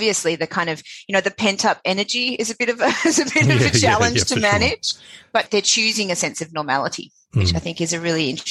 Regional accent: Sydney, New South Wales, Australia; born in Sydney, born in Balmain. When it was a – quite rough working class suburb.

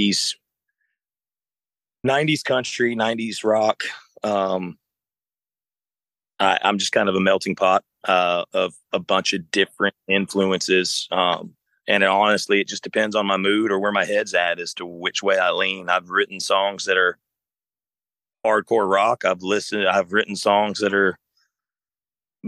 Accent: South Alabama, United States; I grew up in South Alabama

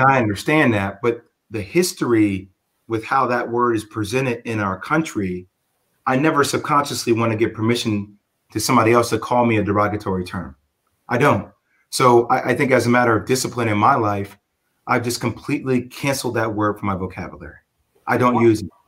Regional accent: Plainfield, New Jersey, United States; growing up in Plainfield in the tri state

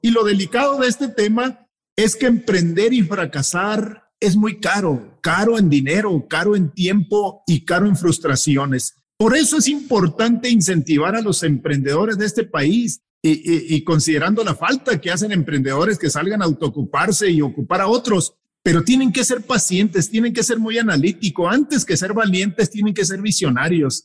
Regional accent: Mexico; orgullosos de ser mexicanos

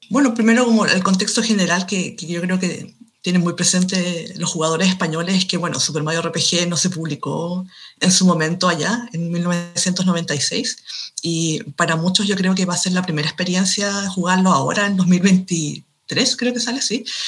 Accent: Chile; soy escritora de Chile, un país de Sudamérica

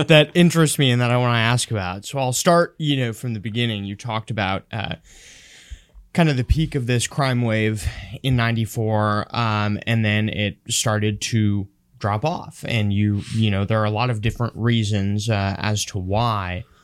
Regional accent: Honduras; moved away; I grew up in Honduras

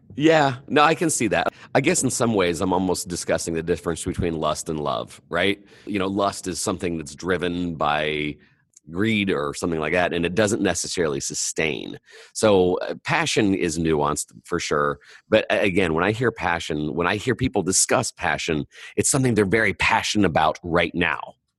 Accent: Indiana, United States; I'm from Indiana

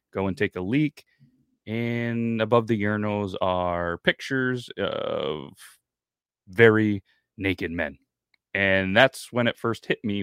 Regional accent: United States; as an American

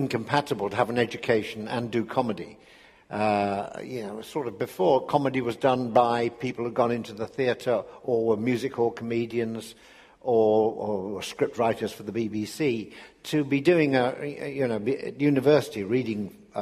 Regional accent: Sheffield, Yorkshire and the Humber, United Kingdom; I was born and brought up in Sheffield in the 1940s and 50s after the war

